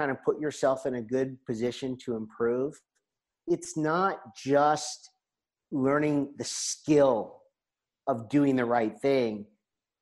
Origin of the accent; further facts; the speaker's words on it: United States; moved away as an adult; now in La Seu d'Urgell, Spain; as an American visitor